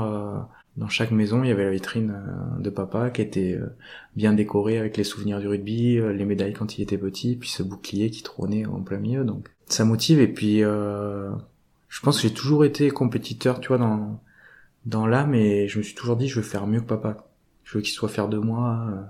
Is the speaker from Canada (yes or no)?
no; Isle, Nouvelle-Aquitaine, France; also born or lived in Montauban; j'ai grandi, j'ai grandi à Île-sur-Vienne